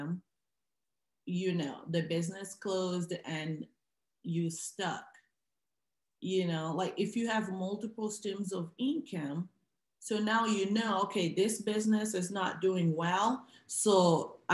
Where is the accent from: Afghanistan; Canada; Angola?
Angola; now in United States